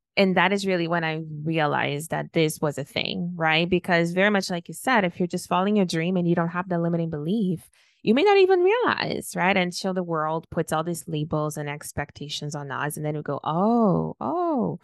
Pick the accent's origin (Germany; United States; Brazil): Brazil; moved away; also born or lived in Toronto; when I was born and raised in Brazil, everybody was Brazilian